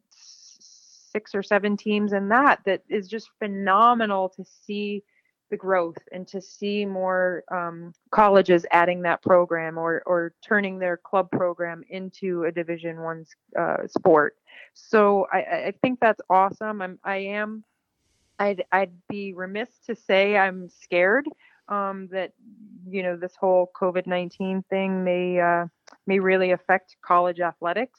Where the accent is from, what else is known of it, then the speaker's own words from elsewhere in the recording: New York, United States; moved away as an adult; also born or lived in Lake Placid, New York; now in Twin Cities, Minnesota, United States; I came from New York